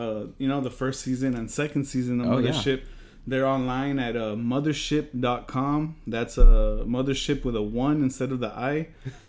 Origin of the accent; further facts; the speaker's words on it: Modesto, California, United States; moved away; I'm actually from California. Modesto, shout out Modesto.